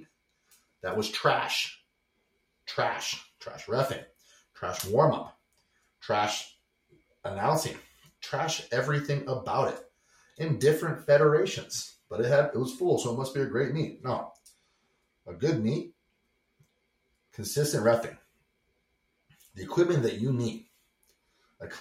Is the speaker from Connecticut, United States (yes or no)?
no; Montana, United States; I am from Montana